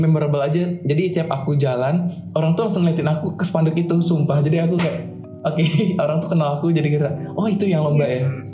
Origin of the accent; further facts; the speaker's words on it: Jakarta, Indonesia; moved away as an adult; now in Semarang, Indonesia; aku kan asal Jakarta